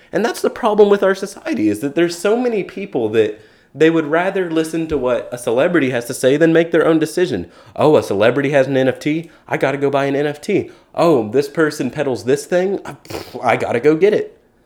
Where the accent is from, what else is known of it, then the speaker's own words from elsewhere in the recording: Keller, Texas, United States; I'm originally from Keller, Texas.